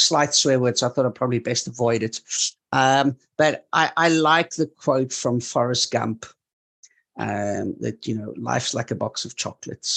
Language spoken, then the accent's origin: English; South Africa; moved away as an adult; also born or lived in north of England / Malta; I was growing up in South Africa